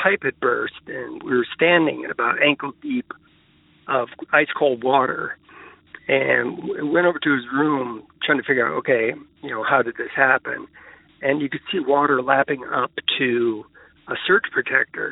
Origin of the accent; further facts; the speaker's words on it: Arlington, Virginia, United States; also born or lived in Minnesota; when I grew up in Arlington, I ended up going to college in Minnesota, but I came back to Arlington to live after college